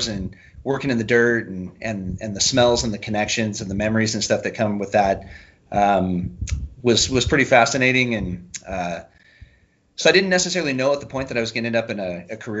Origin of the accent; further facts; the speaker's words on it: Central Valley, California, United States; also born or lived in Nebraska / Mendocino County, California / Fresno, California; now in Paso Robles, United States; moved out to California when I was four, and so I claim California as home. Grew up in the Central Valley